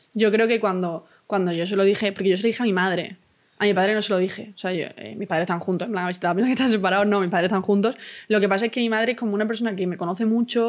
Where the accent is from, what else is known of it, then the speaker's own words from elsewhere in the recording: Málaga, Andalusia, Spain; Yo es que vengo del centro de Málaga